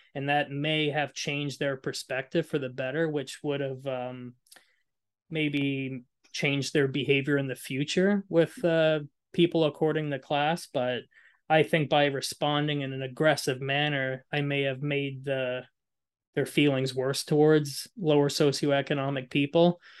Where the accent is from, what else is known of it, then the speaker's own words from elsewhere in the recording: Moncton, New Brunswick, Canada; I grew up in Moncton, grew up in a lower socioeconomic neighborhood